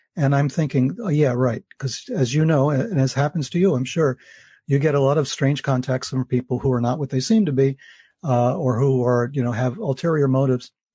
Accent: New York, United States; as a New Yorker, I grew up, uh, taking the subways

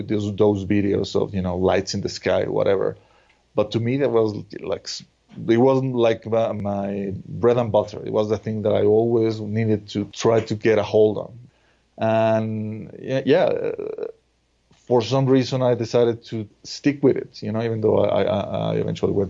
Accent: Mexico; growing up in Mexico, I also used to watch the TV shows

